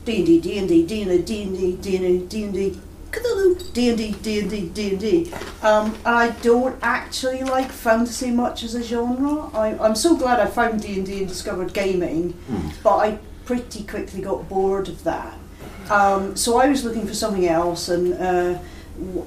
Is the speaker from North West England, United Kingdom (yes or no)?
no; Arbroath, Scotland, United Kingdom; we don't have heavy rock in my hometown now. We just have drugs.